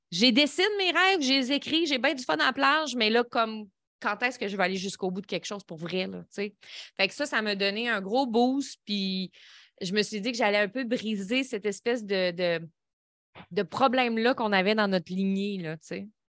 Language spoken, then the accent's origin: French; Lévis, Quebec, Canada; Je viens de euh, Saint-Nicolas, Lévis